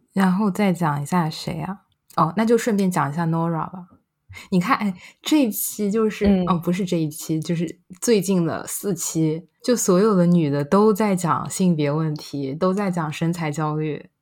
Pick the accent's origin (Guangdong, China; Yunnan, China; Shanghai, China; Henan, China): Shanghai, China; accent: Shanghai; also born or lived in London; 我作为一个在这个城市长大的人